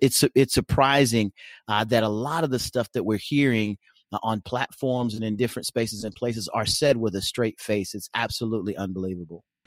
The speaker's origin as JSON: {"language": "English", "region": "Oklahoma", "country": "United States", "moved": "yes", "lives_now": "Nebraska, United States", "said": "though I live in Nebraska, I come, I hail from Oklahoma"}